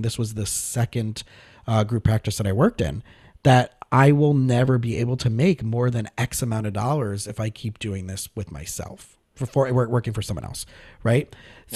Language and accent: English; South Florida, United States; also born or lived in Scranton, Pennsylvania; I grew up in South Florida.